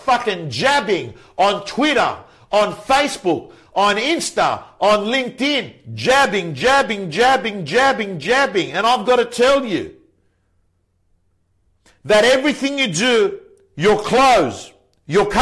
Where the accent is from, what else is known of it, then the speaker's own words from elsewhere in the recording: Belmore, New South Wales, Australia; I was brought up in Belmore next to each other there, Belmore, Lakemba